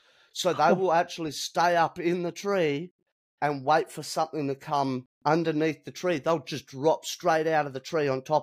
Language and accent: English; Australia; born or raised there